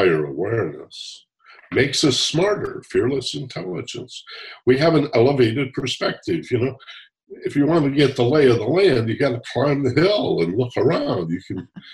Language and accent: English; Michigan, United States; I grew up in Michigan